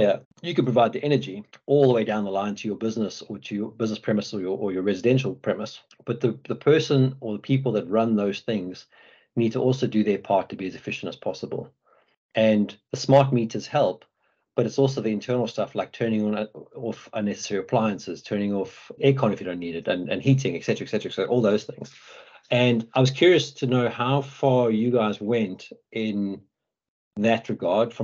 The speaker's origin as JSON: {"language": "English", "town": "Johannesburg", "region": "Gauteng", "country": "South Africa", "tie": "born or raised there", "moved": "yes", "lives_now": "United Kingdom", "said": "I come from South Africa. You know, I grew up in Johannesburg"}